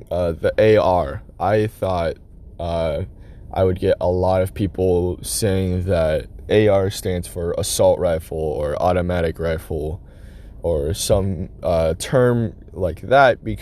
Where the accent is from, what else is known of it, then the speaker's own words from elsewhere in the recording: United States; we as American citizens